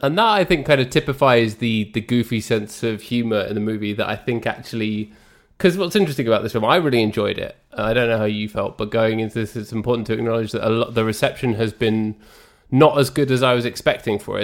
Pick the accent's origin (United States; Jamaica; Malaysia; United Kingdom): United Kingdom; England; I'm English